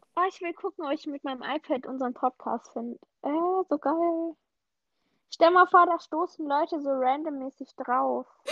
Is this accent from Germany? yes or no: yes; Swabia, Baden-Württemberg, Germany; accent: Swabian, leaning towards Standard German; ich komme aus dem Schwabeländle